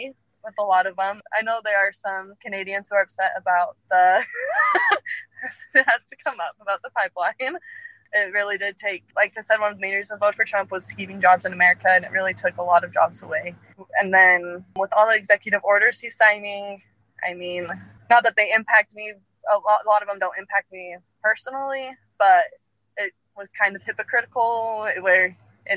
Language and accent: English; Utah, United States; I am from Utah.